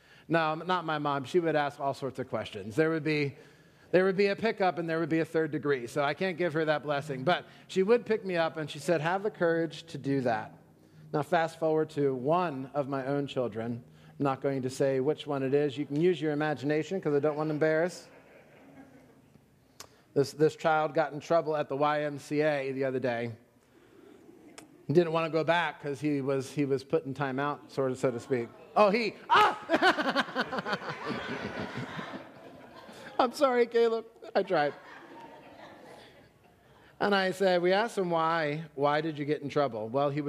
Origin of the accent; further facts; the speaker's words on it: Pennsylvania, United States; moved away; also born or lived in Florida; I'm from Pennsylvania